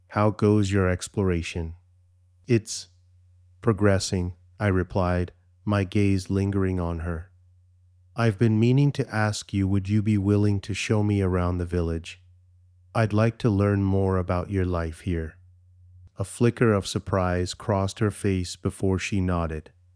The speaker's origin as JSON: {"language": "English", "country": "Canada", "said": "although I'm Canadian, my heritage is Indian"}